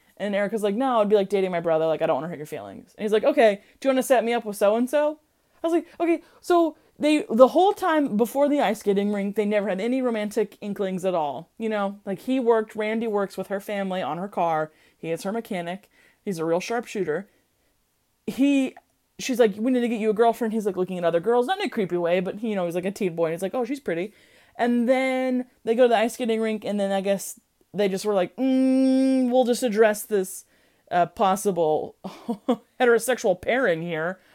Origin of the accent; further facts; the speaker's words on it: Midwest, United States; I'm from the Midwest.